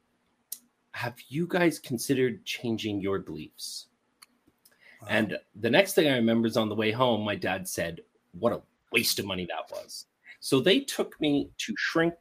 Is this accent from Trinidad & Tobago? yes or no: no; Montreal, Quebec, Canada; born or raised there; also born or lived in Winnipeg, Manitoba